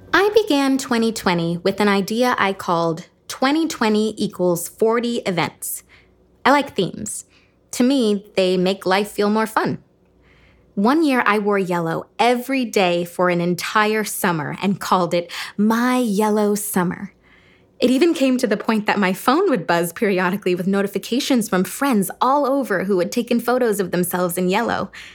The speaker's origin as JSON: {"language": "English", "town": "Cleveland", "region": "Ohio", "country": "United States", "tie": "born or raised there", "said": "my hometown, Cleveland, Ohio."}